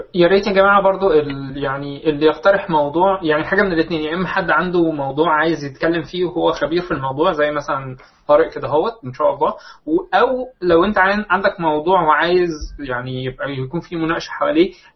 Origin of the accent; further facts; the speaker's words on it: Egypt; موجود عندنا في مصر